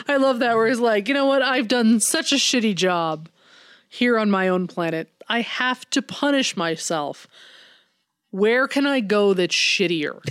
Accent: United States; I'm American

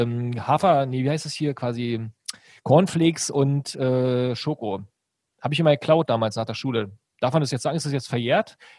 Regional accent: Brandenburg, Germany; also born or lived in Berlin; ich komme ja gar nicht aus Berlin, sondern aus einer Stadt in Brandenburg

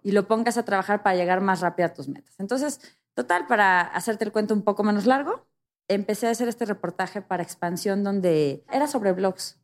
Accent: Mexico

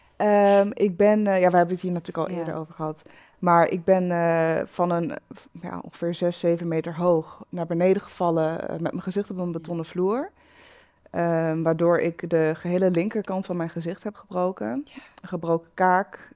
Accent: Achterhoek, Gelderland, Netherlands; Ik kom uit de Achterhoek

